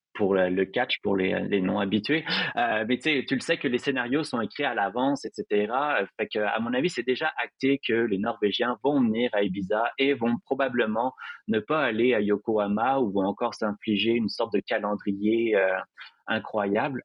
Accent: Montreal, Quebec, Canada; chez moi à Montréal

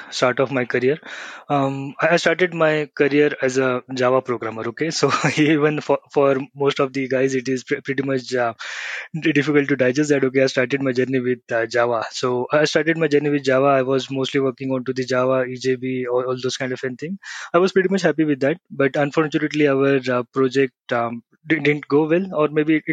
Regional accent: Pune, Maharashtra, India; I'm from Pune, India

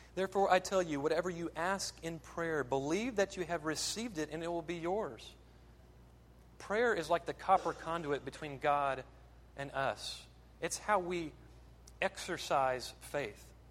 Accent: American South, United States; American Southerners

